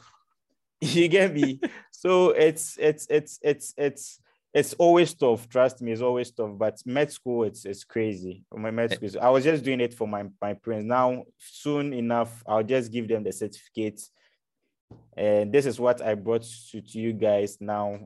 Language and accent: English; Ghana; moved away as an adult; now in Europe; I'm from Africa, so I'm from Ghana